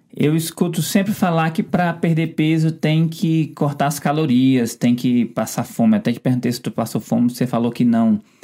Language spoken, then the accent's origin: Portuguese; Ceará, Brazil; a gente é do Ceará